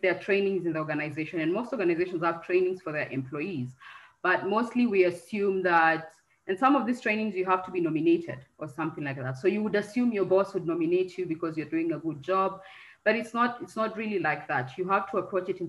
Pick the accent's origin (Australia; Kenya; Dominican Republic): Kenya; moved away as an adult; also born or lived in Turkey / Cameroon; I'm Kenyan